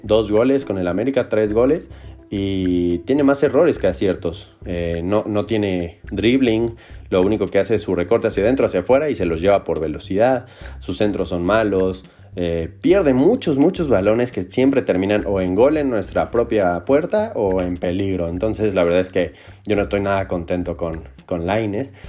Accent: Mexico; nosotros como mexicanos y como americanistas

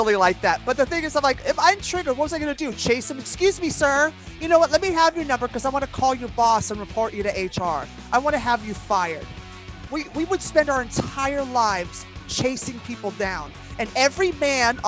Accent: New York City, New York, United States

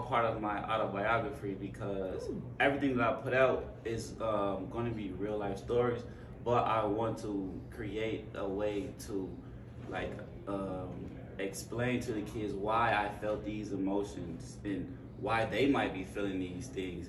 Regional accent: outside Chicago, Illinois, United States; I grew up outside Chicago

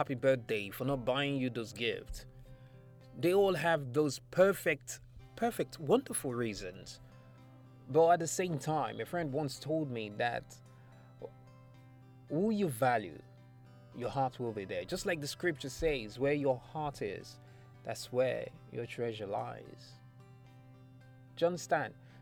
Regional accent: Nigeria; I am a Nigerian or African

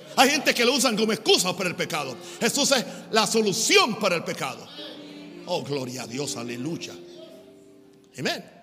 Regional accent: United States; en mi país, Estados Unidos

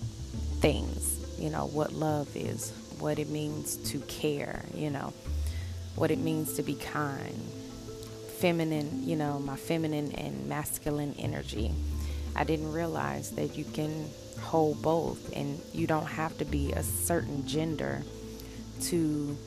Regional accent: the South, United States; I'm from the South, and I was raised by my grandmother

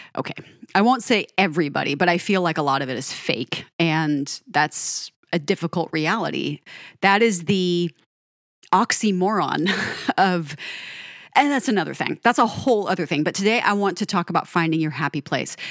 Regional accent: Denver, Colorado, United States; moved away as an adult; also born or lived in Pacific Northwest; I grew up in Denver

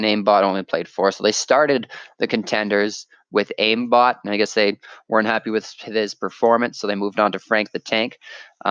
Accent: Canada; me being Canadian

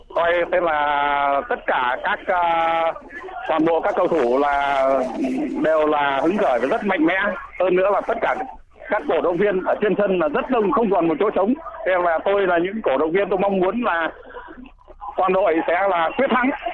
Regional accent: Cẩm Giàng, Hải Dương, Vietnam; vâng tôi à, à, đến à, từ Cẩm Giàng

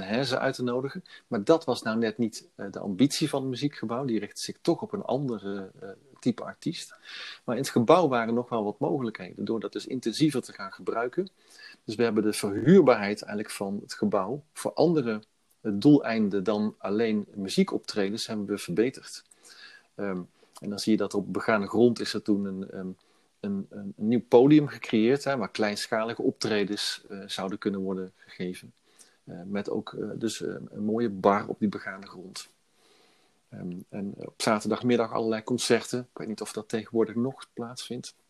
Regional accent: Veghel, North Brabant, Netherlands; also born or lived in Brussels / Milan / Utrecht / Eindhoven; in Veghel heb ik eigenlijk mijn hele leven gewoond

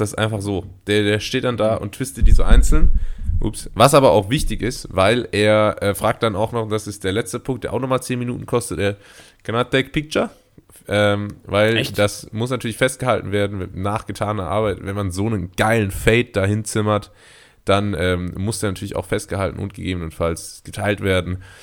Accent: Karlsruhe, Baden-Württemberg, Germany; now in Portugal; in meiner Heimatstadt Karlsruhe

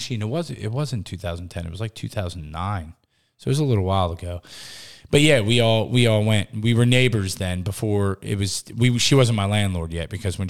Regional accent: New Jersey, United States; I'm from Jersey.

